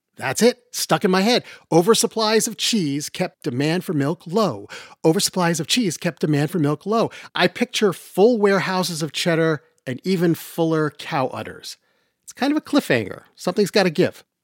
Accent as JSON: {"language": "English", "region": "Utah", "country": "United States", "tie": "born or raised there", "said": "I grew up in Utah"}